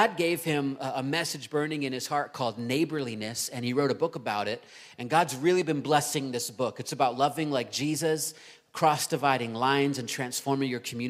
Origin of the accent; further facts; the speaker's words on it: Virginia Beach, Virginia, United States; moved away; Virginia Beach, which is my hometown